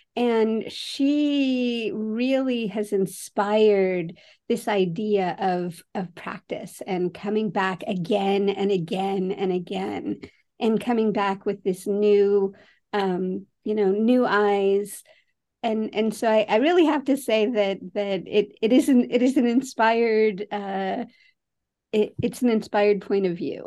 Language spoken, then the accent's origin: English; San Francisco, California, United States; I grew up in San Francisco